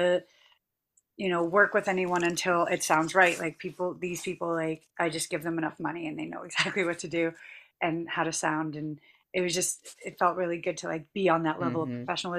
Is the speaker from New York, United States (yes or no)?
no; Boston, Massachusetts, United States; I'm from Boston